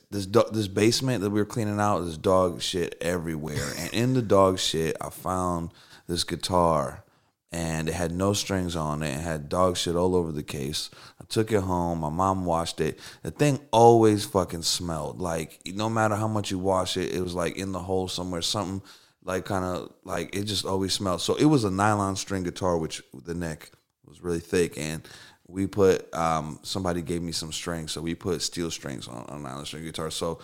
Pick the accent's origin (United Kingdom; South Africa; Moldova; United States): Moldova; born there; I was born on a cold. No. so I grew up in, I was born in Moldavia, which is right near Ukraine.